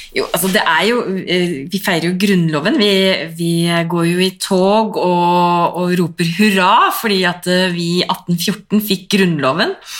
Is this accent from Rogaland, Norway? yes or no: no; Drammen, Buskerud, Norway; jeg er fra Konnerud, mm. og det ligger jo så mye høyere enn Drammen